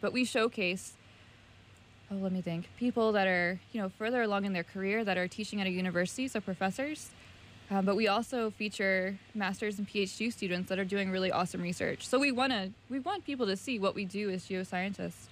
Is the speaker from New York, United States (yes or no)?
no; Virginia, United States; I'm from the South, so Virginia